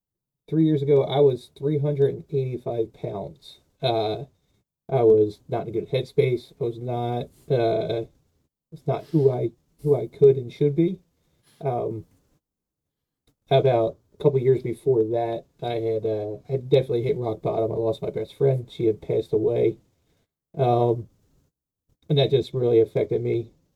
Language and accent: English; Philadelphia, Pennsylvania, United States; accent: Philly; I'm from Philadelphia, PA, you know, the city of brotherly love and full of hatred.